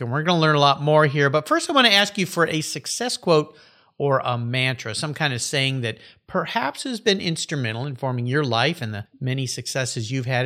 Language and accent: English; San Diego, California, United States; calling in from my hometown, San Diego, California